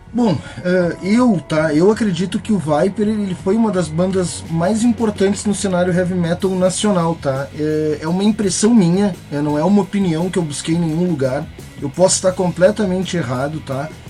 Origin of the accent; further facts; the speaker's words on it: Rio Grande do Sul, Brazil; Eu sou gaúcho